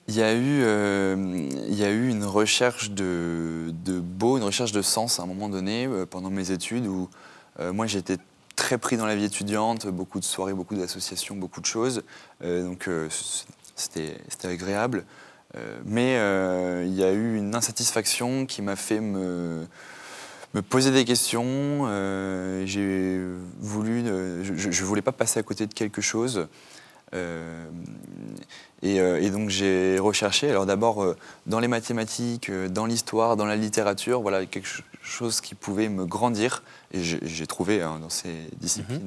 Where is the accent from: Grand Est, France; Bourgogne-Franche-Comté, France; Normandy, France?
Normandy, France; j'ai grandi en France, en Normandie